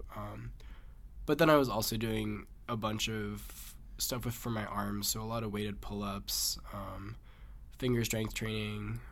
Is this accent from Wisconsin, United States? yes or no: no; Massachusetts, United States; I'm from Massachusetts